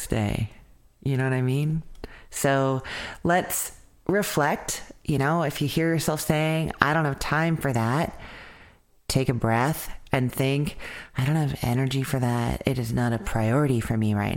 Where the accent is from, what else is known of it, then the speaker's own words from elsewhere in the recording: Winnipeg, Manitoba, Canada; moved away; Winnipeg, Manitoba, Canada, my hometown.